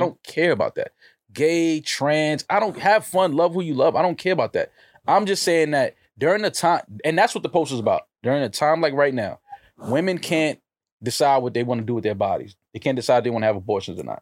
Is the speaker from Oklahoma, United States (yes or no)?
no; New York City, New York, United States; I was born in Manhattan. Like, yes, I'm from America